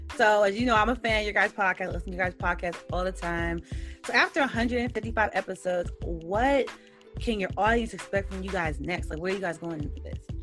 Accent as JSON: {"language": "English", "region": "Georgia", "country": "United States", "said": "from Georgia"}